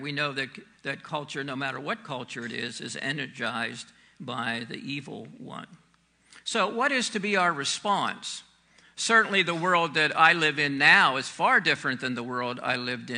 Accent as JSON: {"language": "English", "country": "United States", "said": "we have a very unique perspective as American Christians"}